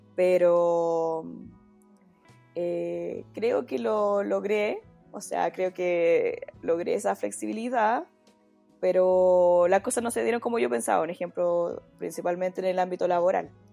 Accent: Santiago, Santiago Metropolitan Region, Chile; also born or lived in southern Chile; uno como santiaguina o como una persona acostumbrada a la ciudad

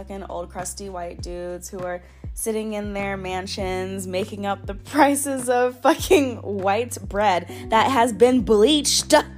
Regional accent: Florida, United States; moved away; born and raised in Florida

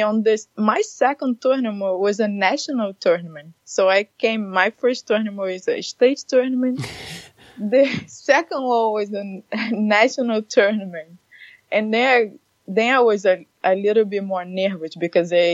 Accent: Rio de Janeiro, Brazil; moved away as an adult; now in Redmond, United States; I'm from Brazil, Rio de Janeiro.

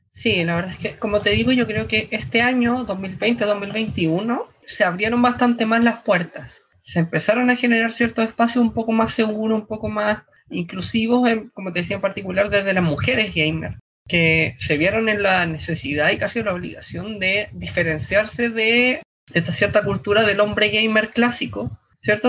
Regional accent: Santiago, Santiago Metropolitan Region, Chile; Soy de Santiago

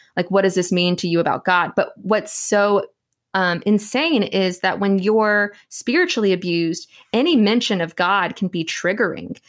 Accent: Southeast Texas, United States; I'm actually a born and raised Texan. Born and raised in Southeast Texas

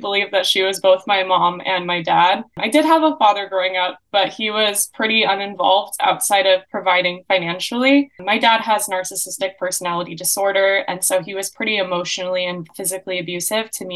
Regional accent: Gilbert, Arizona, United States; I'm from Gilbert, Arizona

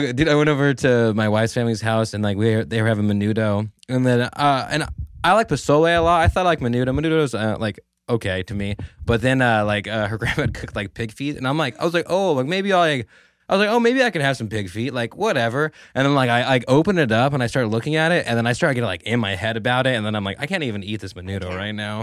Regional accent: Merced, California, United States; I am from Merced, so naturally I have a lotta people from Merced

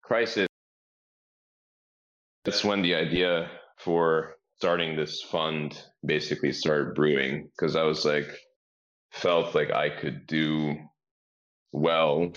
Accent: Rhode Island, United States; I grew up in Rhode Island

